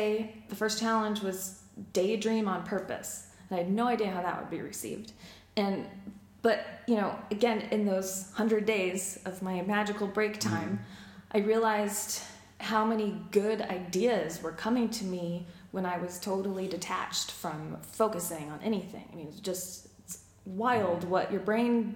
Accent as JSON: {"language": "English", "town": "Denver", "region": "Colorado", "country": "United States", "tie": "born or raised there", "moved": "as an adult", "said": "I was born and raised in Denver, Colorado. Moved here about a year and a half ago with my husband."}